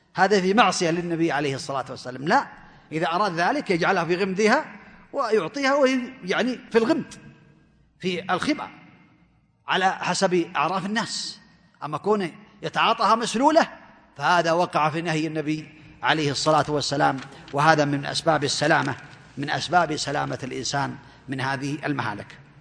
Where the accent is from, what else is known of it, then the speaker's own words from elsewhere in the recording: Saudi Arabia; عندنا في المملكة العربية السعودية